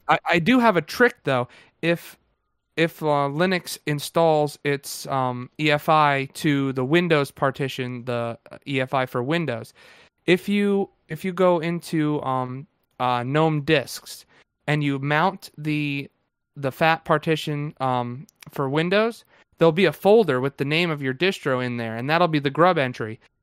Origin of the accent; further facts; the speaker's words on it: New Jersey, United States; accent: Jersey; the people up here say I have a Jersey accent. I don't think